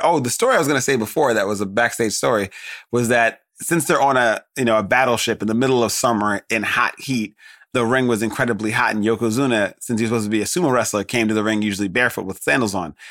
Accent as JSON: {"language": "English", "country": "United States", "said": "as an American"}